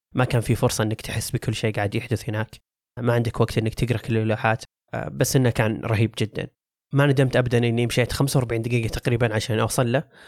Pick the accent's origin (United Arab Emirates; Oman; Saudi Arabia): Saudi Arabia; عندنا كسعوديين